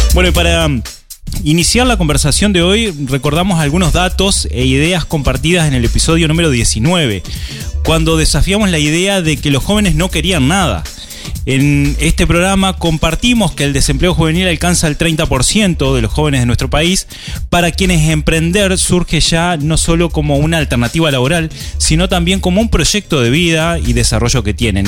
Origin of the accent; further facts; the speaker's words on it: Uruguay; somos los emprendedores uruguayos